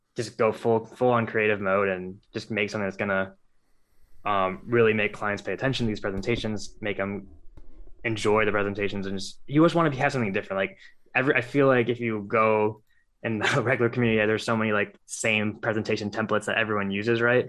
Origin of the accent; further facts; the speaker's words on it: Cleveland, Ohio, United States; born and raised in Cleveland, Ohio